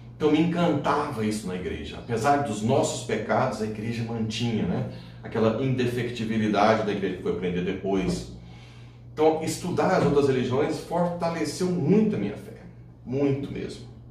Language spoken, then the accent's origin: Portuguese; São Luís de Montes Belos, Goiás, Brazil; also born or lived in Ceres, Goiás; um consultóriozinho na minha cidade natal, que é São Luís de Montes Belos